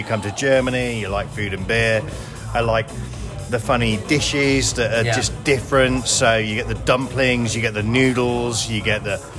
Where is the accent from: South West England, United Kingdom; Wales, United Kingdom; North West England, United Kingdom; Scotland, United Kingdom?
Wales, United Kingdom; Cardiff; So I'm from Cardiff originally.